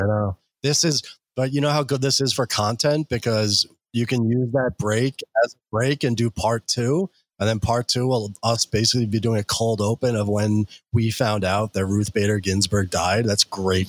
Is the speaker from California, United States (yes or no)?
no; New York City, New York, United States; I'm a New Yorker